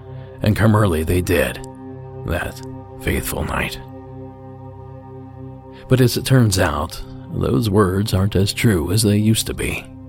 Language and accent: English; Appalachian Ohio, United States; moved away as an adult; I grew up in the Appalachian foothills of Ohio, and water wasn't a big deal there.